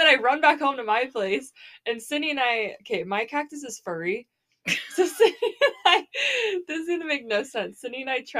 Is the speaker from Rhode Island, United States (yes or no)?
no; Arizona, United States; moved away; growing up in Arizona